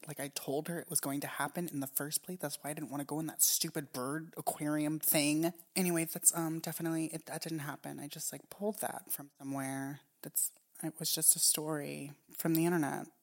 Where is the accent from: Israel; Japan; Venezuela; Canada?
Japan; moved away; when I was growing up in Japan